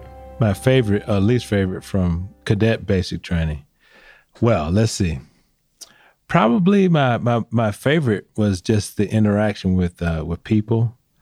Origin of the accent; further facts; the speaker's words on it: Atlanta, Georgia, United States; I'm from Georgia. I'm from Atlanta.